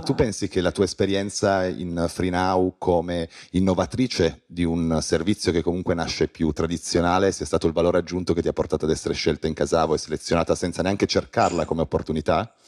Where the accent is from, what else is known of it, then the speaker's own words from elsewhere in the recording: Piedmont, Italy; Da piemontese sottoscrivo